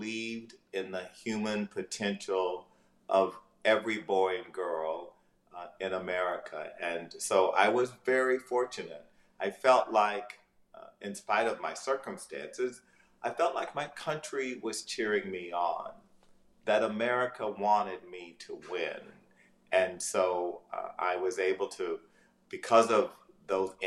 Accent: Ames, Texas, United States; moved away; also born or lived in Louisiana; As a young person, I was raised in East Texas, in rural Ames, Texas, population 1,200

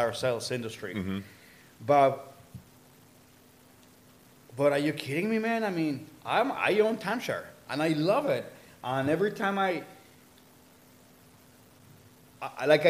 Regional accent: El Sabino, Michoacán, Mexico; born or raised there; moved away; also born or lived in Cabo San Lucas, Baja California Sur, Mexico / Mazamitla, Jalisco

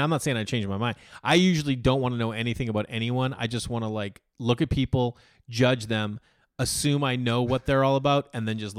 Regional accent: Massachusetts, United States; born or raised there

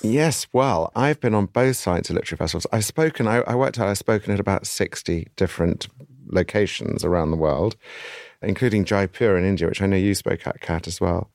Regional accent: United Kingdom; I'm a Brit

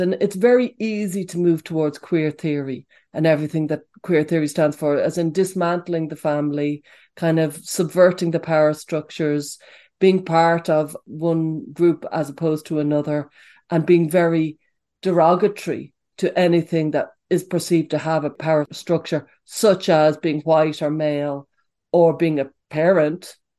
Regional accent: Dublin, Leinster, Ireland; I was growing up in Dublin in the 70s and the 80s.

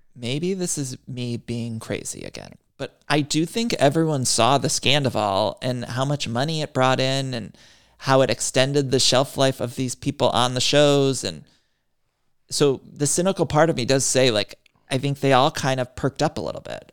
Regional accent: Northeast Ohio, United States; I'm from Northeast Ohio

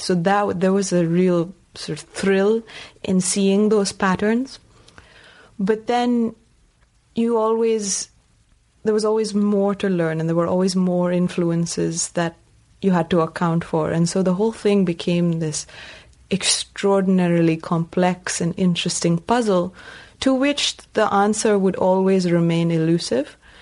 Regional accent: Bangalore, Karnataka, India; first language Tamil; moved away as an adult; also born or lived in Appleton, Wisconsin / Iowa; I grew up in India and I was an English speaking child

